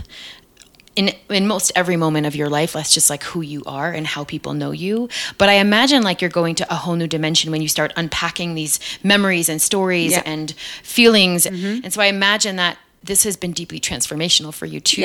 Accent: New York, United States; moved away as an adult; now in San Francisco, United States; I'm from New York

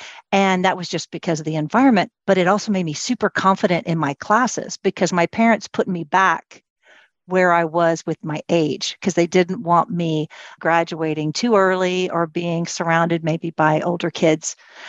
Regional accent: United States; also born or lived in Ireland; And so my parents put me in an Irish Catholic girls' school, which is very interesting because I'm an American and Protestant.

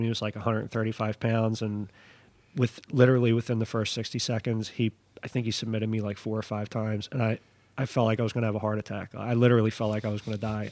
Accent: Philadelphia, Pennsylvania, United States; I'm from Philly, I'm a, I I come all the way up here up north

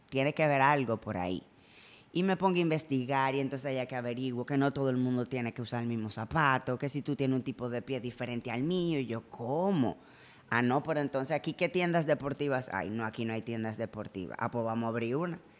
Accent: Spain; born there; Yo nací en España.

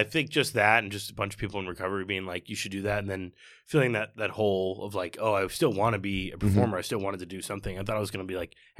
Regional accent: Indiana, United States; also born or lived in Chicago; Yeah, I was born in Chicago, and we moved to Indiana when I was like 6.

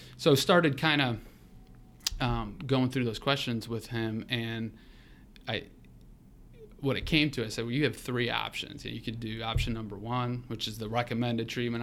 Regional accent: North Royalton, Ohio, United States; now in Columbus, United States; born and raised in the Cleveland area, North Royalton

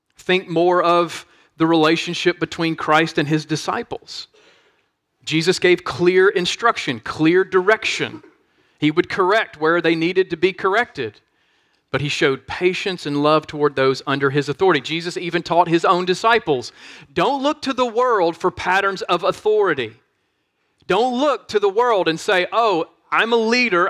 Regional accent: Monroe, Louisiana, United States; my hometown of Monroe, Louisiana

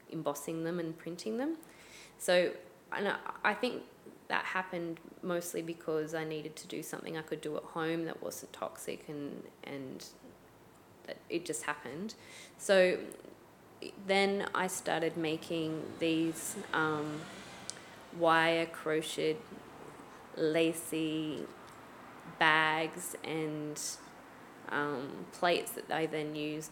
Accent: Australia; growing up in Australia

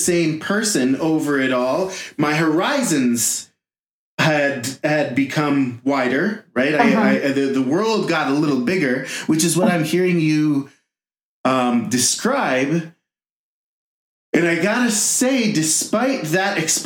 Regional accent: Jerusalem, Jerusalem District, Israel; moved away as an adult; now in Broomfield, United States; born and raised in Jerusalem

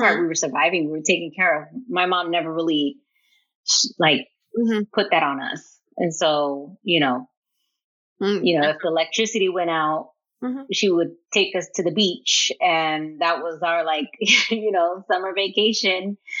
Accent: Maryland, United States; we grew up in Maryland

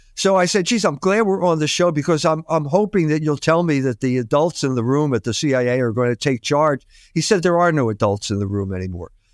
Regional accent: Philadelphia, Pennsylvania, United States; moved away as an adult; also born or lived in Germany / South Bend, Indiana; I grew up in Philadelphia

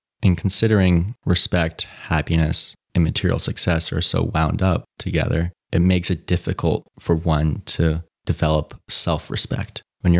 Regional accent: New York City, New York, United States; Growing up in New York City, I was very much exposed to a cutthroat competitive lifestyle.

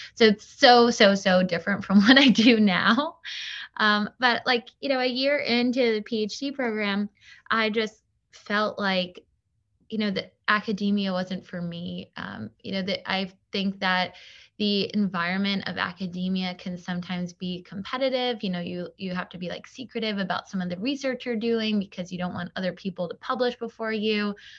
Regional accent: Long Island, New York, United States; moved away as an adult; now in Brooklyn, United States; I was born on Long Island, but I moved to New York probably, like, six years ago

